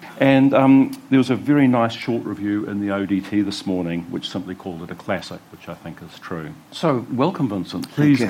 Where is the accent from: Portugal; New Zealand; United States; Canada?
New Zealand; Wellington; I'm just thinking of my own childhood in the 1960s, and I grew up in Glen Road in Kelvin, which is, you know, is the epicentre of civilised Wellington.